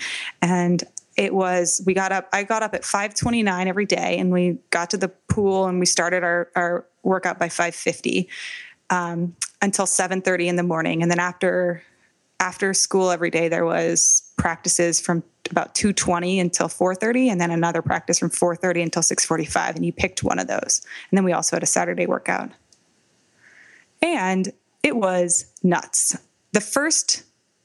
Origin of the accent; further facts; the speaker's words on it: Palo Alto, California, United States; we were growing up in Palo Alto in California